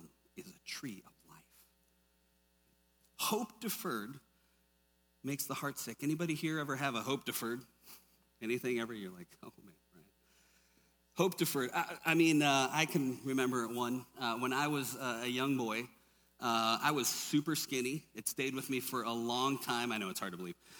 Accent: Minnesota, United States; grew up in Minnesota, lots of us Irish and Germans up there

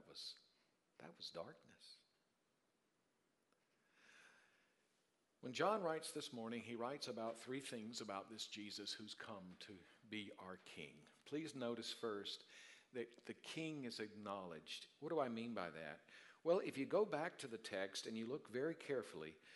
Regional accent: Darlington, South Carolina, United States; moved away; I'm from Darlington, South Carolina

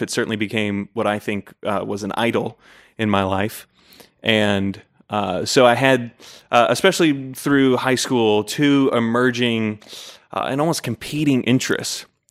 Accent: Layton, Utah, United States; also born or lived in Fairfax, Virginia; when I was nine months old, we moved to Layton, Utah

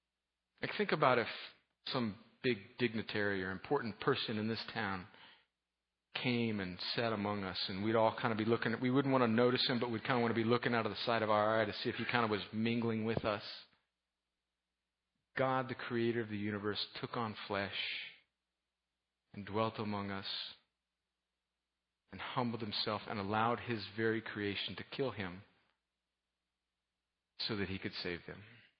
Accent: United States; but I am a American red-blooded male, and I am a football fan.

